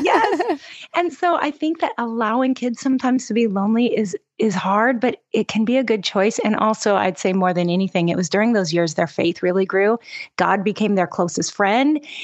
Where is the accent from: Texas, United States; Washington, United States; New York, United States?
Washington, United States; Seattle; moved away as an adult; now in Oahu, Hawaii, United States; I'm originally from the Pacific Northwest. So I'm kinda a Seattle girl